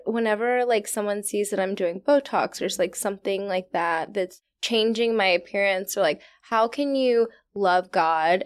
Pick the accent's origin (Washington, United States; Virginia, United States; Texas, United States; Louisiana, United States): Virginia, United States; I'm from Virginia